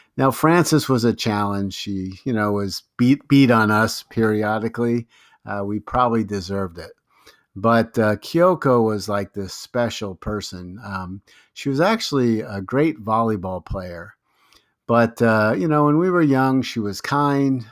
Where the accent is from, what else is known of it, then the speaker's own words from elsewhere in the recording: Long Island, New York, United States; also born or lived in Brooklyn, New York / White Plains, New York; I was born in Brooklyn, New York. You know, I lived in Lo-, on Long Island, New York until the ninth grade, and then I moved to White Plains, New York, where I actually finished high school